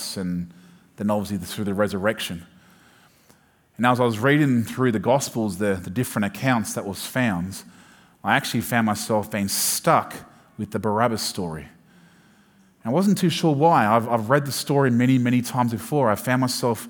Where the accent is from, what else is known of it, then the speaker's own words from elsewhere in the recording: Sydney, New South Wales, Australia; I'm from Sydney, but not necessarily from the city.